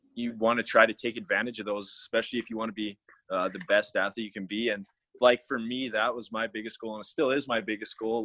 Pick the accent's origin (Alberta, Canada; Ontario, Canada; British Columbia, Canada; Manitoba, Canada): Alberta, Canada; I'm from Alberta, Canada.